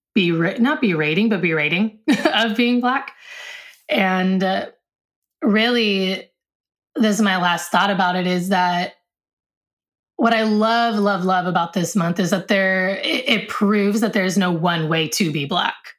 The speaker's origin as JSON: {"language": "English", "country": "United States", "tie": "born or raised there", "said": "I was born here in America"}